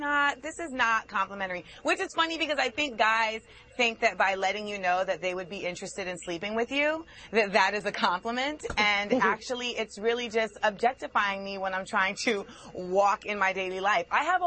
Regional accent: Grenada; I'm from Grenada in the West Indies.

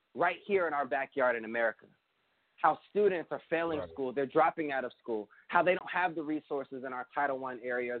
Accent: United States; my perspective as an American

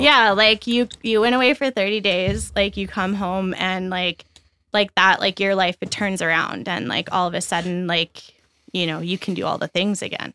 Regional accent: Brooks, Alberta, Canada; also born or lived in Red Deer; I grew up in Brooks, Alberta.

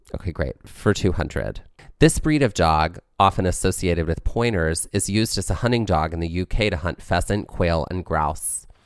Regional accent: New Jersey, United States; I'm from Jersey

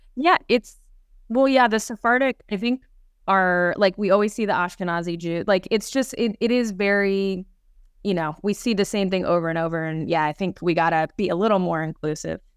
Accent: Los Angeles, California, United States; I'm from the San Fernando Valley, and I grew up very reformed

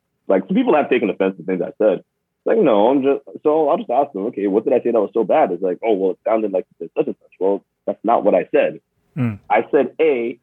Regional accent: Toronto, Ontario, Canada; moved away as an adult; now in Seattle, United States; I'm from Toronto.

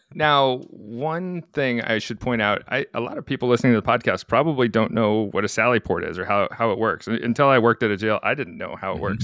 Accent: Anchorage, Alaska, United States; moved away; where I come from, my, my hometown of Anchorage

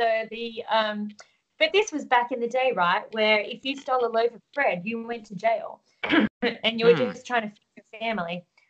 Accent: Australia; one of the things that that is sometimes frustrating for Australians is that we're seen as the Aussie yobbo

